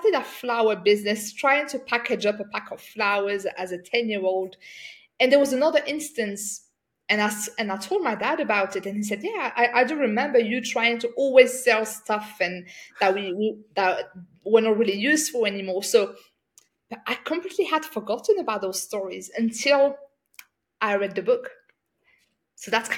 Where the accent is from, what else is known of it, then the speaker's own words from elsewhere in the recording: France; So I grew up in France. I'm from a North African background.